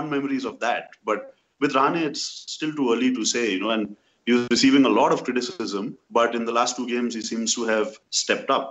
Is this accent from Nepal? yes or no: yes; Nepal; I'm Nepalese, I don't live in India, so I suppose I hail from Rajasthan